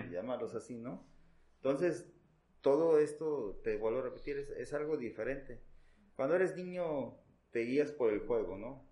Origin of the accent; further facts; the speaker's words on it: Veracruz, Mexico; en, el caso de nuestro estado